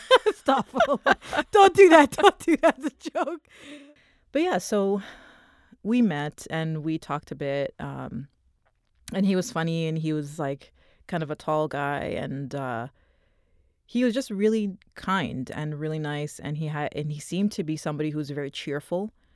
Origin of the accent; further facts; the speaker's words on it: Toronto, Ontario, Canada; I was born in Toronto. We grew up in Toronto